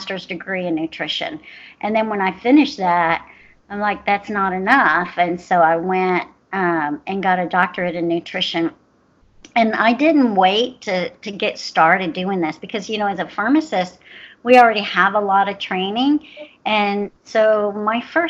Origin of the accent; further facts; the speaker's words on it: Houston, Texas, United States; I'm from Houston, Texas, and my office is based here